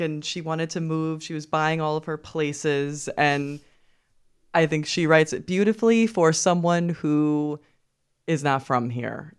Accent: New York, United States; I'm from Brooklyn

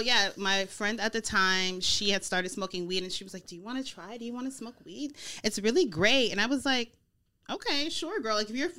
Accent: Snellville, Georgia, United States; also born or lived in Mississippi; now in California, United States; I'm from Georgia. Mm-hmm. So I was born in Mississippi, but I grew up in Georgia and Mississippi-ish. I'm a Southern girl. And so I went to college in Georgia, Georgia State University. And I grew up in Snellville, went to South Gwinnett High School.

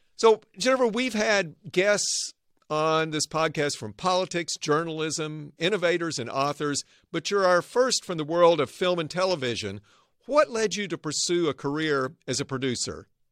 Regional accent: Arkansas, United States; now in Northern California, United States; I grew up in Arkansas. Now I live and work in the innovation heartland

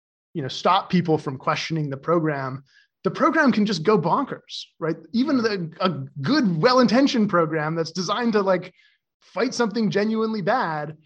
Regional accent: Canada; moved away as an adult; now in San Francisco, United States; I was growing up in Canada

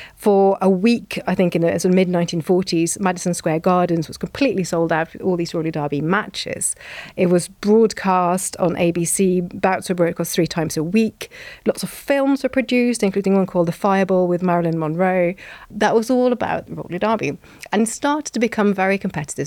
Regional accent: Norway; moved away; also born or lived in Bath; growing up in Norway

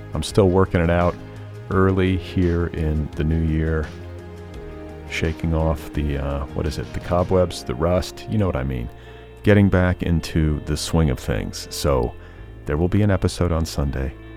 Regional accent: Midwest, United States; also born or lived in Indiana; as a Midwesterner, because I was raised in the Midwest

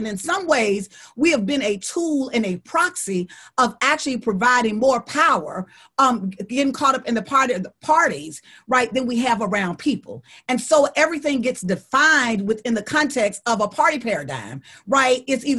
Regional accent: Deep South, United States; The reason why I know that is because I'm from the Deep South and we live with Trump every day.

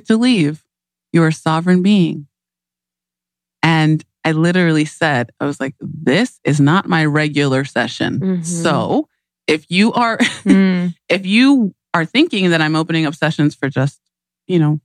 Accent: Nigeria; I'm Nigerian

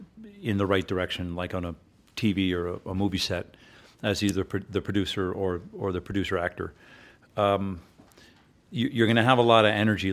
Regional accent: Short Hills, New Jersey, United States; also born or lived in New York City; I grew up first in New York City, and then we moved up and down the Eastern Seaboard, and then Dad finally settled in Short Hills, New Jersey, which is this beautiful suburb of New York.

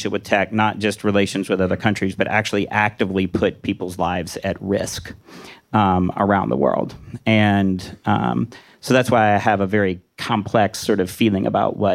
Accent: Washington, United States; I'm from Washington. You know, we always give ourselves inflated grades.

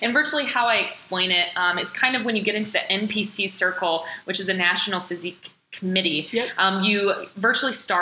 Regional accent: Michigan, United States; moved away as an adult; now in Florida, United States; I grew up in Michigan, just recently moved out to Florida

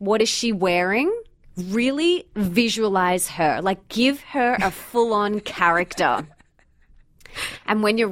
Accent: Australia; accent: Aussie; my Aussie accent

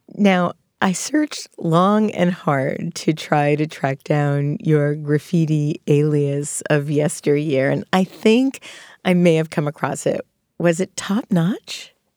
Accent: Long Island, New York, United States; as I was growing up on Long Island

